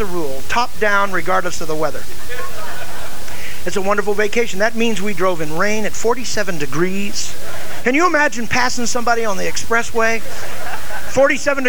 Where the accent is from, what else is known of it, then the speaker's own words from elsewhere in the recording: United States; I'm an American